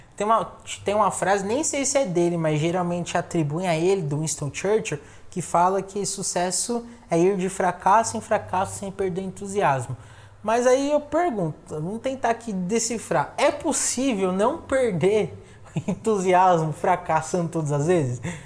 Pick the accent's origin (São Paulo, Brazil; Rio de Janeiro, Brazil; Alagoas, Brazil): São Paulo, Brazil; moved away as an adult; now in Assis, Brazil; porque eu sou de São Paulo